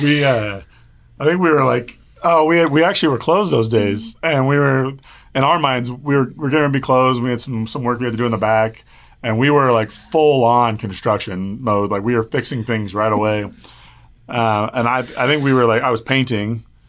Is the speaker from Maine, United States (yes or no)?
no; Wichita, Kansas, United States; I'm from Wichita, Kansas